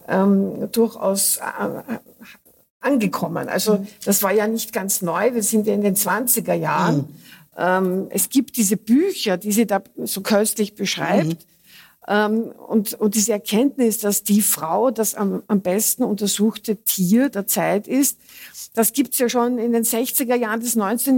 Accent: Austria; bei uns in Österreich

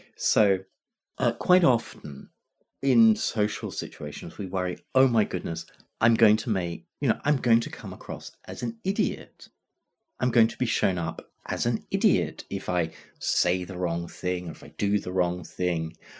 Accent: Glasgow, Scotland, United Kingdom; I'm growing up in Glasgow

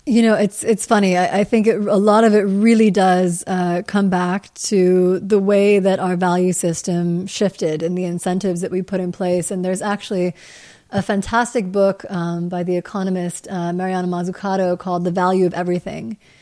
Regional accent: Midwest, United States; moved away as an adult; also born or lived in Grinnell, Iowa / New York; growing up in the Midwest

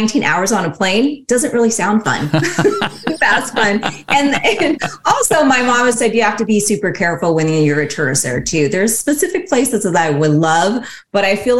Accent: Seattle, Washington, United States; I was born and raised in Seattle, Washington. So that's where I still live today.

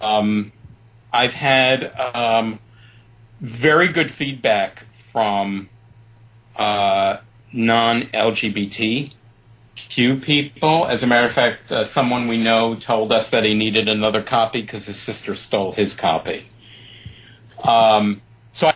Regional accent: New York City, New York, United States; also born or lived in Chicago; now in Palm Springs area, United States; I grew up in Brooklyn

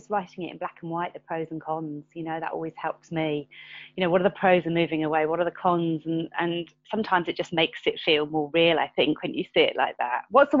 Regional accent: Torbay, South West England, United Kingdom; And I grew up in a coastal town. I grew up in Torbay

